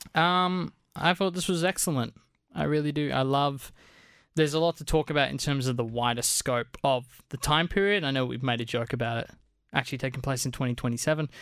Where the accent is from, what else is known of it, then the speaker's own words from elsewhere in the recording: Australia; as Australian filmmakers